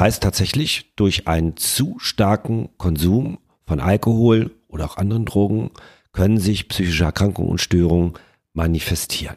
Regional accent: Rhineland, Germany; wir kommen ja hier aus dem Rheinland

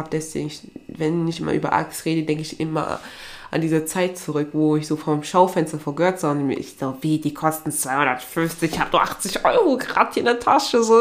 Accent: Aachen, North Rhine-Westphalia, Germany; Und bei mir, also ich komme ja eigentlich aus Aachen.

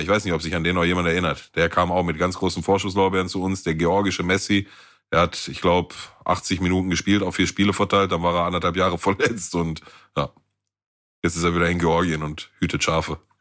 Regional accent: Gelsenkirchen, North Rhine-Westphalia, Germany; bei uns in Gelsenkirchen Süd

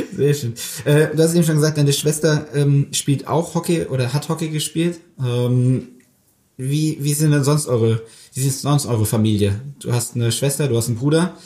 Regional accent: Mannheim, Baden-Württemberg, Germany; Also ich bin auch in Mannheim aufgewachsen

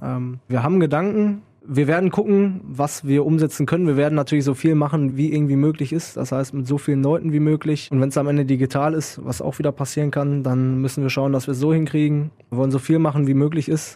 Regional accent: Münster, North Rhine-Westphalia, Germany; moved away as an adult; now in Krefeld, Germany; aus Münster komme ich gebürtig

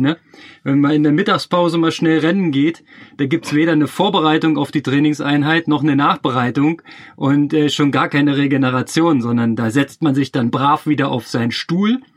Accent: Berlin, Germany; moved away as an adult; also born or lived in Chemnitz; als Berliner

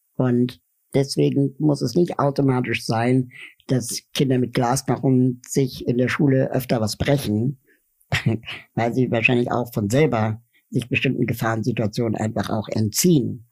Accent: Berlin, Germany; ich bin in Westberlin aufgewachsen

